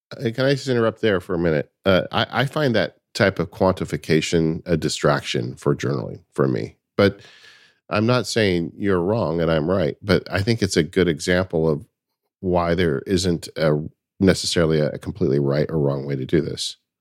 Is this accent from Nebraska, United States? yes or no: no; California, United States; I am definitely a Californian